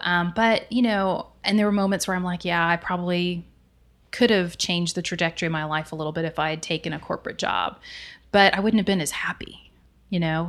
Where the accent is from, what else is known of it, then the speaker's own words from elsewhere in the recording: right outside of Dallas, Texas, United States; I grew up right outside of Dallas